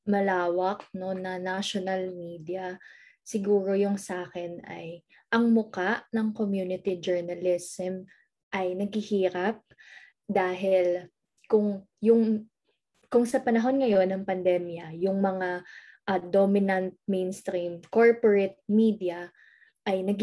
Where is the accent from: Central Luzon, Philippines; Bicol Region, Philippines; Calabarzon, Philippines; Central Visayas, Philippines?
Calabarzon, Philippines; Laguna; taga Laguna ako, kaya Calabarzon represent pa din.